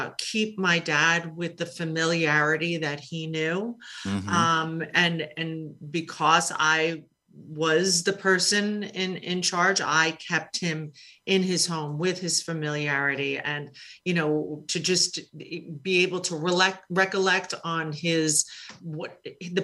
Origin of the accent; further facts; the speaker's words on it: New York City, New York, United States; I grew up in Queens